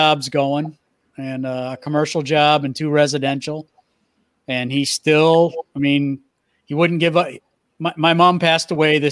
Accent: New England, United States; I grew up in New England

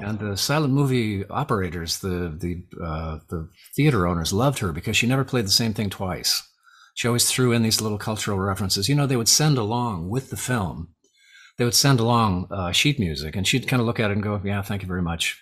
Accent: Arcadia, California, United States; now in Lafayette, United States; I grew up in Southern California, uh, Arcadia, California, the jewel of the smog belt

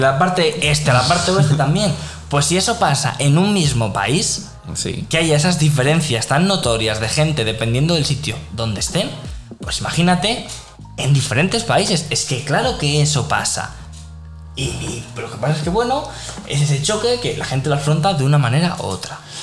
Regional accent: Spain; nosotros como españoles

